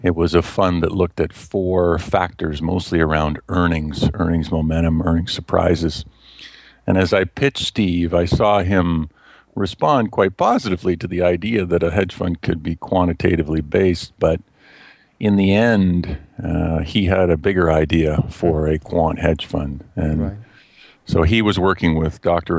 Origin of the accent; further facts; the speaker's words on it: just outside of Toronto, Ontario, Canada; also born or lived in Westchester County, New York, United States; now in London, Canada; we came back to Canada when I was less than two years old, and I've grown up just outside of Toronto, Ontario, Canada